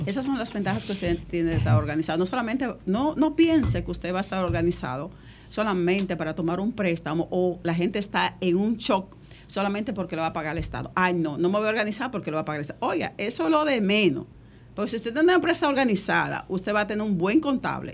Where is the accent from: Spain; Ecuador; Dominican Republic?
Dominican Republic; nuestro país